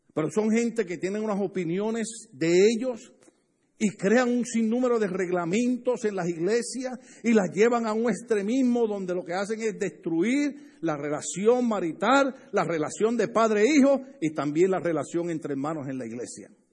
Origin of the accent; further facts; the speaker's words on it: Puerto Rico; a mí me gusta estar con puertorriqueños porque ahí hablamos duro